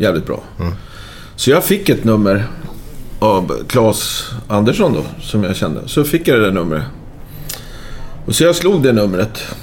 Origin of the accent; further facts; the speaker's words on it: Stockholm, Stockholm County, Sweden; also born or lived in Braga, Portugal; som stockholmare